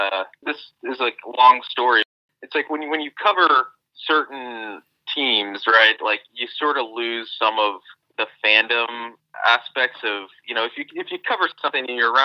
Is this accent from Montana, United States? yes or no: no; Overland Park, Kansas, United States; moved away as an adult; now in New York, United States; I grew up in Overland Park